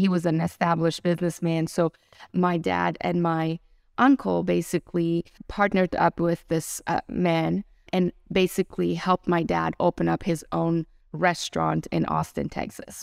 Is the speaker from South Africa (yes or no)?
no; Iran; also born or lived in Germany; now in United States; born and raised in Iran into a nominal Muslim family